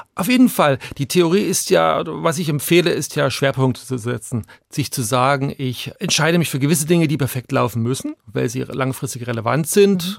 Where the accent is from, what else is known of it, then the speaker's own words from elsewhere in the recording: Chemnitz, Saxony, Germany; also born or lived in Hungary; now in Zurich, Switzerland; ich bin in der DDR aufgewachsen